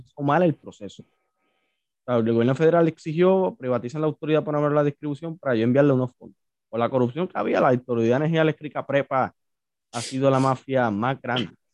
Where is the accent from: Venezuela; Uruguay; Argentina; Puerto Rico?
Puerto Rico; Santa Isabel; yo soy de Santa Isabel